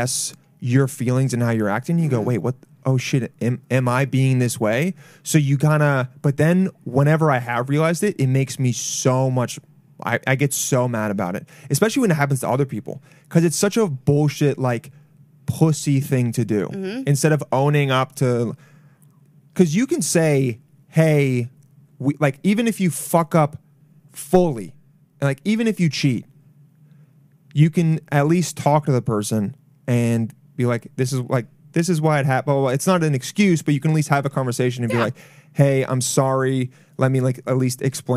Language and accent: English; Long Island, New York, United States; I was raised in Long Island.